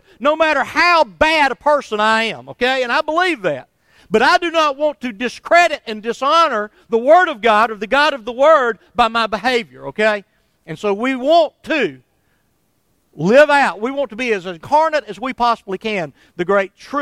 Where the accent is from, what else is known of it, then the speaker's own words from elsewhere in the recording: Somerville, Alabama, United States; when I was still in my hometown of Somerville